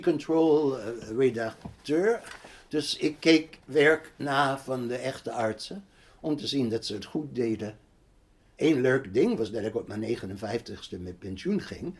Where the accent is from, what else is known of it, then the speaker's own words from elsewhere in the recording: New York, United States; Dutch is a second language; moved away as an adult; also born or lived in Berkeley, California; now in Amsterdam, Netherlands; Ik was in de jaren 60 verhuisd van New York, waar ik opgegroeid ben, waar ik gestudeerd had, naar Berkeley, Californië.